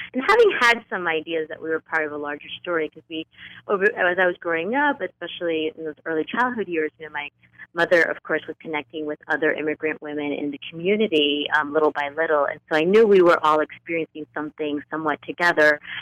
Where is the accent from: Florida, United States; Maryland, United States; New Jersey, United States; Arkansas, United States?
New Jersey, United States; northern; grew up in um, in a home where my dad is from Cuba, my mother's from Colombia, and we grew up in a small working class community just outside of New York City, so that little corner of northern New Jersey